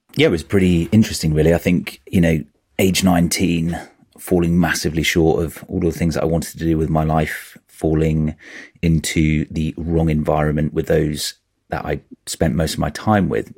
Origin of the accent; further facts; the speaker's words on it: Norwich, East of England, United Kingdom; moved away as an adult; I grew up in Norwich.